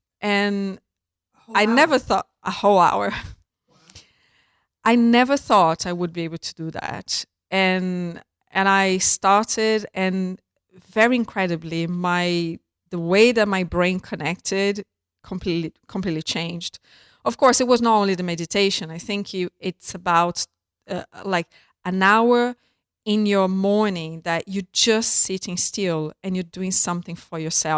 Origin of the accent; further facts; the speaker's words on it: Brazil; I grew up in Brazil and I was a pretty normal type of girl